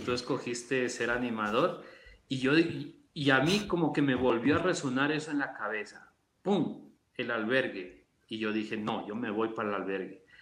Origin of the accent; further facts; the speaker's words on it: Loja, Ecuador; moved away as an adult; nosotros ya nacimos en Loja, yo soy el tercero de cuatro hermanos